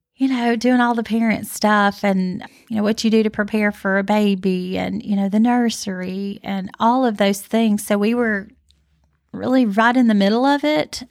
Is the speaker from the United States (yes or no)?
yes; Northport, Alabama, United States; Northport, where we're from, and live